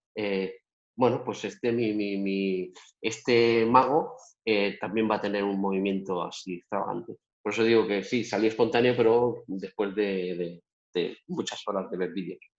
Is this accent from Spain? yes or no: yes; Spain; moved away as an adult; also born or lived in Las Vegas, United States; España, mi tierra